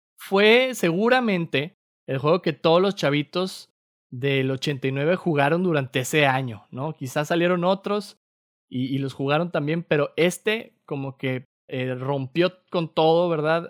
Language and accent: Spanish; Torreón, Coahuila, Mexico; moved away; yo crecí en Torreón